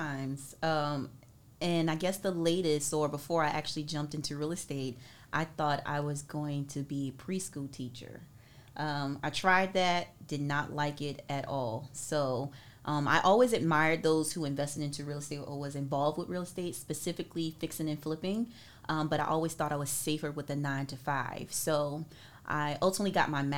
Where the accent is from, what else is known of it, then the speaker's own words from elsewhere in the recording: Andrews, South Carolina, United States; now in Norfolk, United States; I'm originally from Andrews, South Carolina